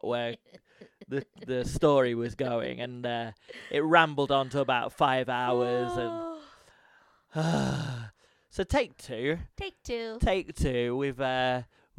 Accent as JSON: {"language": "English", "town": "Leicester", "region": "East Midlands", "country": "United Kingdom", "moved": "yes", "lives_now": "Japan", "said": "I'm from Leicester"}